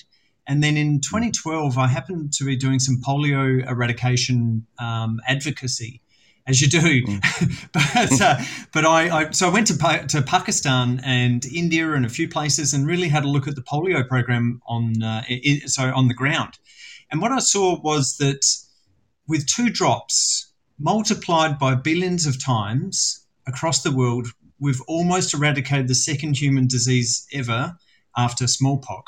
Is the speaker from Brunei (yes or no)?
no; South Australia, Australia; I grew up in South Australia, as you may detect from my beautiful accent